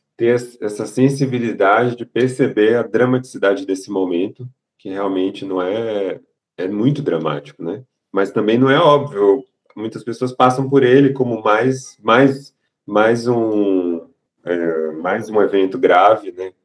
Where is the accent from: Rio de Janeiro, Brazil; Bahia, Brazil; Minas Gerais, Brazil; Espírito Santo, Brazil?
Bahia, Brazil; Salvador; moved away as an adult; now in São Paulo, Brazil; E eu sou de Salvador, nasci em Salvador, me mudei para São Paulo para estudar, fazer a faculdade, e agora estou fazendo a residência